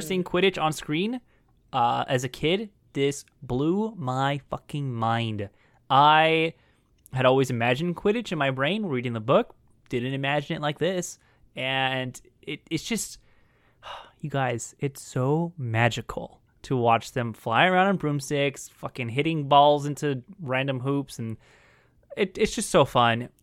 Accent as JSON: {"language": "English", "region": "California", "country": "United States", "said": "as a Californian"}